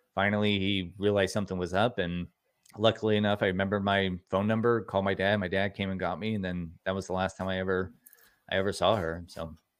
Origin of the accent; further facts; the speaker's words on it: Newport Beach, California, United States; also born or lived in Costa Mesa; I grew up in Costa Mesa, Newport Beach, California, in Orange County, California